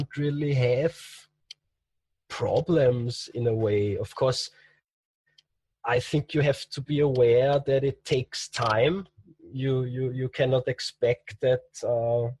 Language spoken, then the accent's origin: English; Austria; in Austria, in my hometown